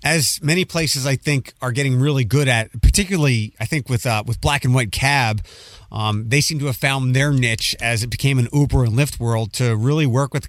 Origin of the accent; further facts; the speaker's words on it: Philadelphia, Pennsylvania, United States; moved away; I'm from Philadelphia